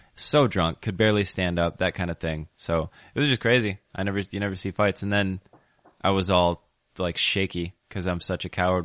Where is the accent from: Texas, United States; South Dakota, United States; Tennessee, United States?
South Dakota, United States; Sioux Falls; moved away as an adult; now in Portland, United States; when I was growing up in Sioux Falls, South Dakota